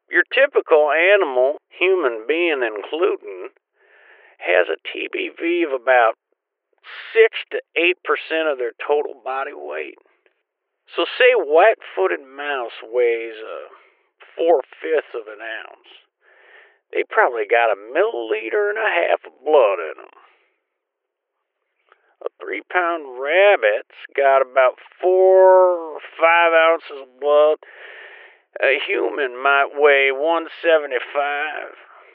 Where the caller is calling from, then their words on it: Tuxedo, North Carolina, United States; Tuxedo, North Carolina, sir. West part of the state, just over the border from South Carolina and the Green River Gamelands.